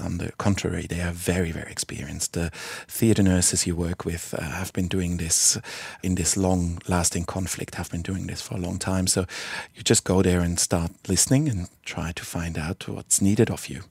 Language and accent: English; Basel, Basel-Stadt, Switzerland; moved away as an adult; also born or lived in Fremantle, Western Australia; now in Albany, Australia; head of the trauma department in my hometown of Basel